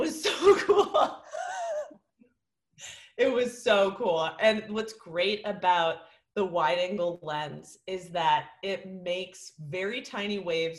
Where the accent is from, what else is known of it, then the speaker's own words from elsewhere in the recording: Oakland, California, United States; also born or lived in Venice, California; now in New York, United States; I'm from Oakland, California.